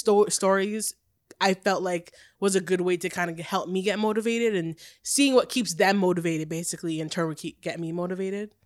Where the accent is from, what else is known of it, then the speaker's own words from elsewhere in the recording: Oshawa, Ontario, Canada; also born or lived in Fort Lauderdale, Florida, United States; I grew up in the good old Oshawa, Oshawa. Wasn't born there, though. I'm American, dual